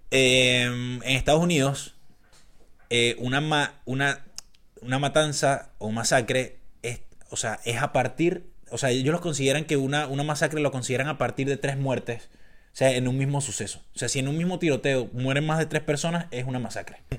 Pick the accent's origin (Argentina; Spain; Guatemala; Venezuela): Venezuela; Caracas, Capital District; moved away; yo soy de Caracas